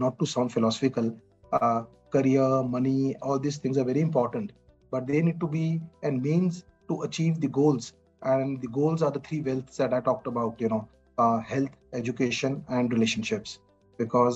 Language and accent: English; Chandigarh, India; moved away as an adult; also born or lived in Bombay; now in Mumbai, India; my hometown is Chandigarh.